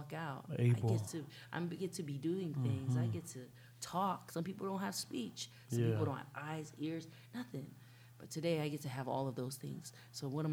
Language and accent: English; Santa Clara, California, United States; I'm from Santa Clara